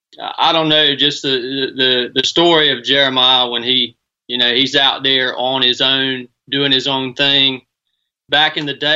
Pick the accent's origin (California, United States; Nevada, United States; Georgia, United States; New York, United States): Georgia, United States; Northwest; now in Suffolk, United States; born and raised in Northwest Georgia, man.